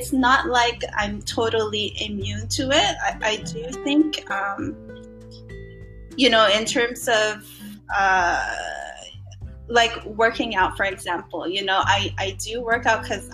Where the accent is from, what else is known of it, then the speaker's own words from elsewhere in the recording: Philippines; growing up in the Philippines